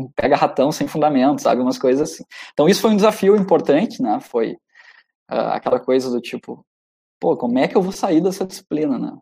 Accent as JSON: {"language": "Portuguese", "town": "Santo Ângelo", "region": "Rio Grande do Sul", "country": "Brazil", "said": "minha terra, lá em Santo Ângelo"}